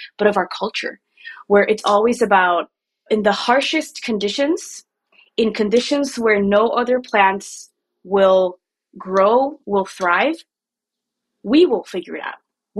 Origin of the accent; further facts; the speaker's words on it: Mexico City, Mexico; moved away as an adult; now in Chicago, United States; I grew up in Mexico City. And I moved here 12 years ago. I moved to Chicago 12 years ago.